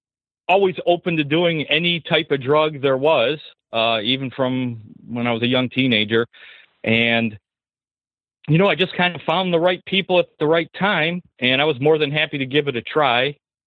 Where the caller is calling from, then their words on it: Michigan, United States; Hi, Seth. … I'm from Michigan.